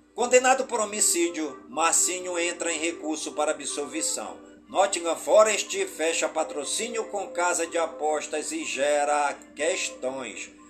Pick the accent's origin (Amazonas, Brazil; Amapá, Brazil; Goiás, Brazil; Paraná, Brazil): Amazonas, Brazil; Careiro da Várzea; Careiro da Várzea, minha cidade natal